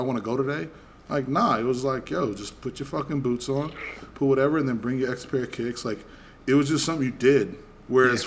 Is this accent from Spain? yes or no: no; Boston, Massachusetts, United States; I grew up in Boston